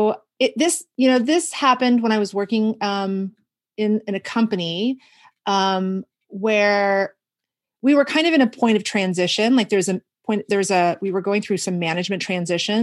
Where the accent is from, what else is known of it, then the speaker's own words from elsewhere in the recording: Houston, Texas, United States; now in Washington, United States; I grew up in Houston